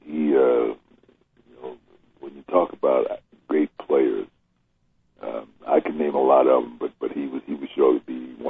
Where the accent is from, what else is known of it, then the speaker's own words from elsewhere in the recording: Newark, New Jersey, United States; I grew up in Newark, New Jersey.